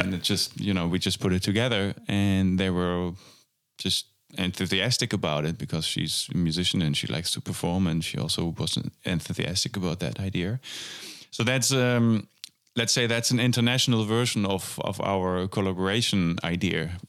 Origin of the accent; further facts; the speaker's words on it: Germany; moved away as an adult; now in Amsterdam, Netherlands; I, uh, went to Amsterdam to study jazz drums at the conservatory, um, after growing up in Germany